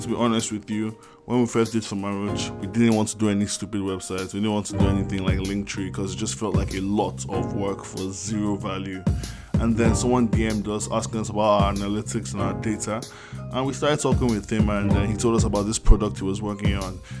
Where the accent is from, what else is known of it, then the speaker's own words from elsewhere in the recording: Niger; English is a second language; moved away; I come from Niger so like English isn't my first language.